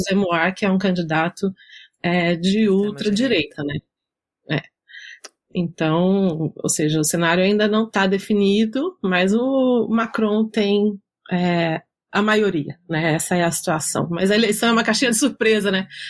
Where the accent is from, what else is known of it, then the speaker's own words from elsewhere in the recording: Minas Gerais, Brazil; sou mineira